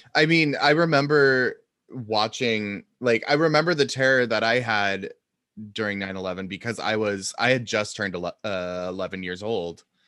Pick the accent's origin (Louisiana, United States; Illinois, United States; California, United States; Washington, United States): Washington, United States; Seattle; I grew up in Seattle and so I kind of grew up in that the West Coast liberal bubble